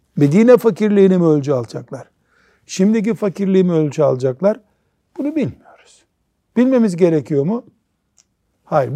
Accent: Black Sea Region, Turkey; born or raised there; moved away

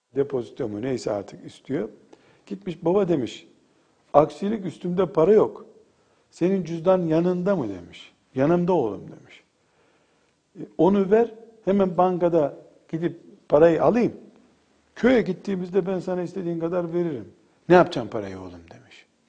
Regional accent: Black Sea Region, Turkey; Bizim köyümüzde benim akrabalarımdan bir hanım teyze vardı.

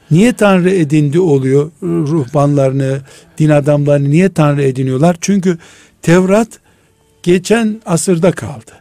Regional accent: Black Sea Region, Turkey; now in Istanbul, Turkey; Bizim de Karadeniz'de

